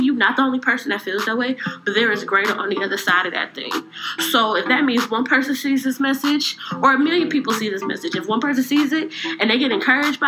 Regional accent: Cleveland, Ohio, United States; I'm from Cleveland.

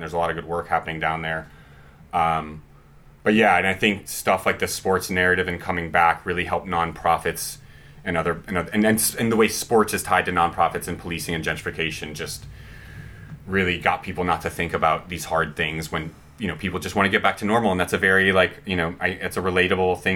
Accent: New Orleans, Louisiana, United States; now in Los Angeles, United States; I'm originally from New Orleans

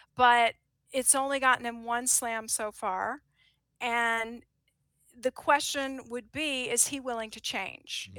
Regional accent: United States; as an American

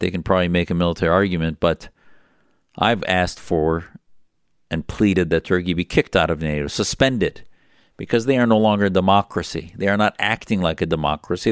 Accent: United States; as an American

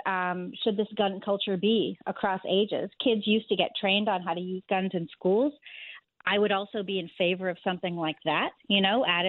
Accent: Northeast Corridor, United States; now in New York City, United States; I grew up entirely in the Northeast Corridor

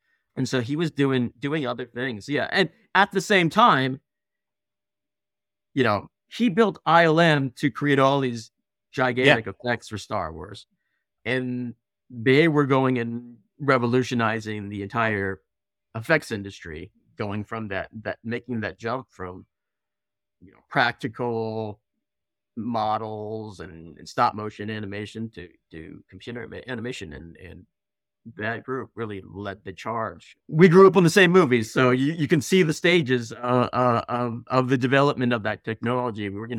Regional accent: Belmont, California, United States; We grew up in Belmont.

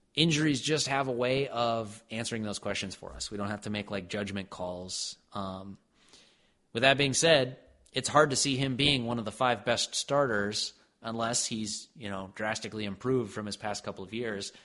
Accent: Minnesota, United States; I was born and raised in Minnesota

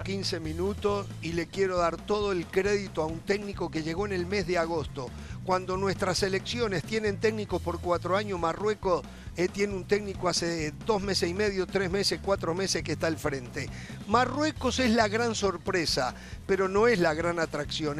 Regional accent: Uruguay; yo soy uruguayo

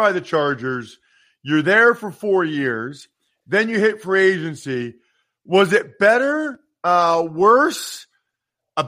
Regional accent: outside of Philadelphia, Pennsylvania, United States; I grew up outside of Philly

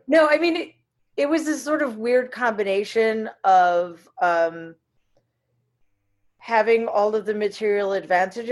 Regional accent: New York City, New York, United States; also born or lived in Boston; I grew up in Jamaica, Queens, which was like a lower middle class, working class, diverse

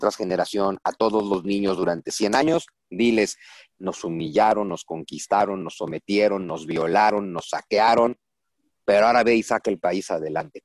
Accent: Mexico; somos un pueblo conquistado los mexicanos

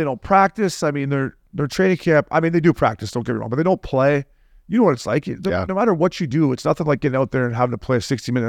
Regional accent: Canada; I'm Canadian

